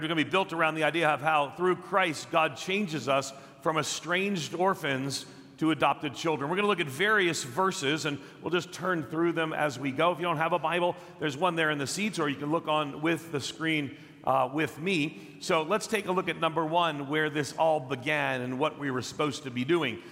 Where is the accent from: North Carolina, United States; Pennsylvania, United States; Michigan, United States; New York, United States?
New York, United States; Long Island; I grew up on Long Island outside of New York City